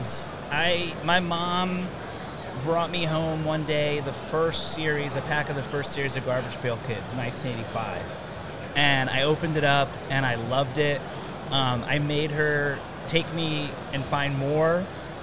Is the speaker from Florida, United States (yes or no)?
yes; Orlando, Florida, United States; I grew up in Orlando